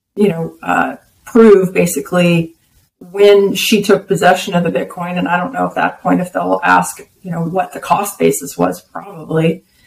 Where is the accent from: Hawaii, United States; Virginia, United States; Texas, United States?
Texas, United States; I'm a Texan, I'm an American.